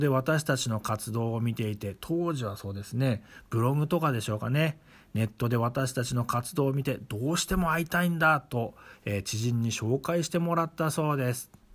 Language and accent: Japanese; Shonai, Yamagata, Japan; accent: Shonai dialect; 庄内弁で終電ギリギリまで語り合いました